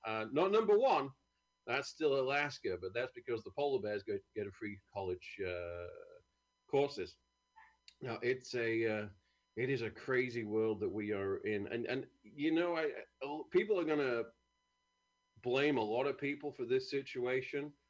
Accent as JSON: {"language": "English", "country": "United Kingdom", "moved": "yes", "said": "I'm from a great country."}